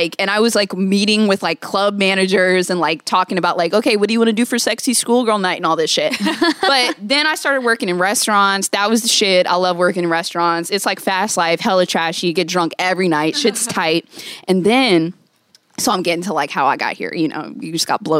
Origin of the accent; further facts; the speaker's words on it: Virginia, United States; Virginia. I got kicked out of three schools.